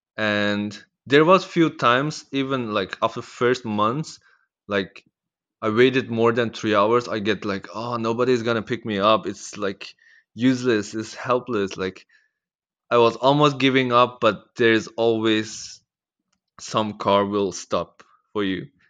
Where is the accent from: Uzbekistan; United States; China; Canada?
China; East Turkestan, Xinjiang; also born or lived in Netherlands; now in Australia; I'm from Netherlands. And I was born in Maitao, which is, uh, East Turkestan